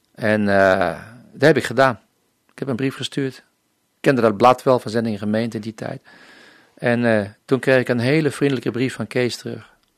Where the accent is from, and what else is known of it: Netherlands; moved away as an adult; also born or lived in Colombia